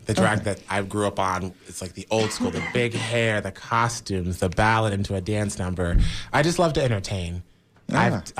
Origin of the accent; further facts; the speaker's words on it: Pensacola, Florida, United States; moved away as an adult; also born or lived in Tampa Bay; now in Tampa, United States; So I was born and raised in Pensacola, Florida, which is right on the panhandle. It's like on the borderline of Alabama, Mississippi.